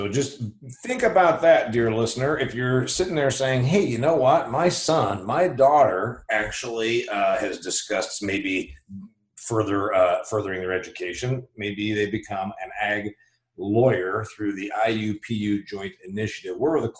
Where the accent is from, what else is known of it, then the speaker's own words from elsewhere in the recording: Indiana, United States; starting an ag program here in my home state of Indiana, right?